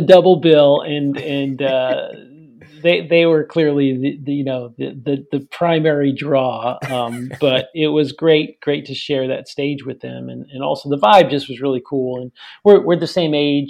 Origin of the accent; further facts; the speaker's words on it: New York City, New York, United States; grew up in New York City area